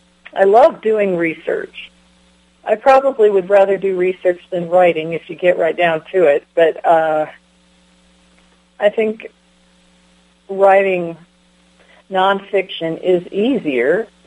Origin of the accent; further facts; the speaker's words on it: Delta, Colorado, United States; also born or lived in Wisconsin / Michigan / Golden, Colorado; Well, I was born in Wisconsin, but I was living in Michigan by the time I was three. Let's see. We moved from Michigan to Colorado when I was nine. And let's see, I lived in Golden, which is near Denver, and then I lived in Delta